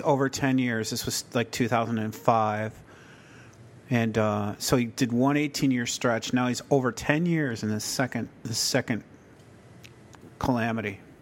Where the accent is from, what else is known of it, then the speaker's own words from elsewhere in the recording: Chicago, Illinois, United States; I grew up near Chicago, like in Chicago